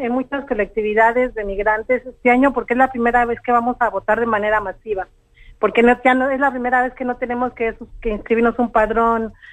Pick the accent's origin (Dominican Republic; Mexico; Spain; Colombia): Mexico; en mi país comenzó a convertirse en el país de los desaparecidos, porque a partir del año 2006, que comenzó la guerra contra el narcotráfico, eh, las desapariciones en México se multiplicaron.